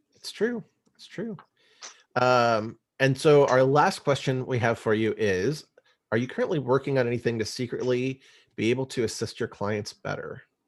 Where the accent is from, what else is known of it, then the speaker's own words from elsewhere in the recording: O'Fallon, Missouri, United States; moved away; I actually graduated high school over there in O'Fallon, Missouri